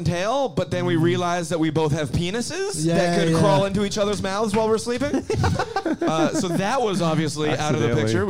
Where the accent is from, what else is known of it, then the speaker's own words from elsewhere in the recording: Canada; now in Australia; I'm from Canada.